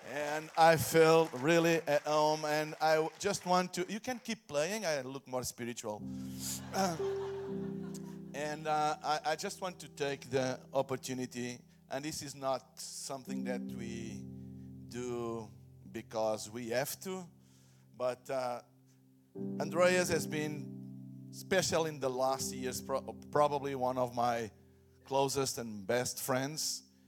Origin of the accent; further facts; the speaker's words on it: Portugal; I come from Portugal, Hillsong, Portugal